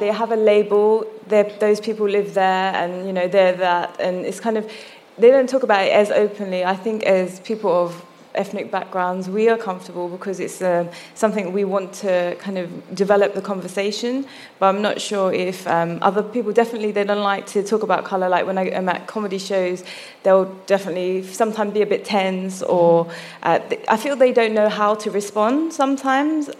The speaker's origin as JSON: {"language": "English", "region": "London", "country": "United Kingdom", "tie": "born or raised there", "said": "I was born in London, but I don't look British"}